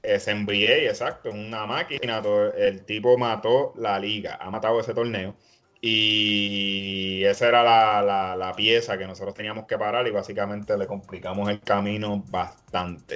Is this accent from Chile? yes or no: no; Puerto Rico; nosotros como puertorriqueños nos tenemos que, sentir muy, bien orgullosos de ser, de ser de aquí